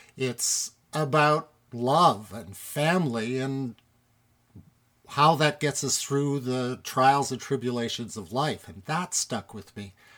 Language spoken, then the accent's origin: English; Toronto, Ontario, Canada; I was born right here in Toronto, one of the actual Torontonians, born at Women's College Hospital, right on College Street